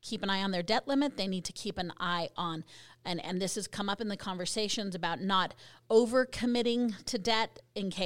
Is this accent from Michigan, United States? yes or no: no; Colorado, United States; now in Utah, United States; my home state, the green Colorado plate with the Rocky Mountains.